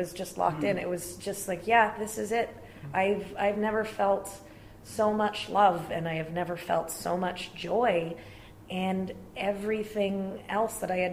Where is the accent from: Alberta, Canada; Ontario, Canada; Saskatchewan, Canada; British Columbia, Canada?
Ontario, Canada; Brantford; I grew up in Brantford, Ontario.